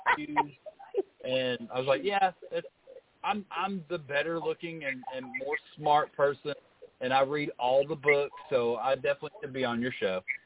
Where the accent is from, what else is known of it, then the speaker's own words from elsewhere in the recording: Kentucky, United States; moved away; We're we're both from Kentucky originally, so it's it's always nice to go back up there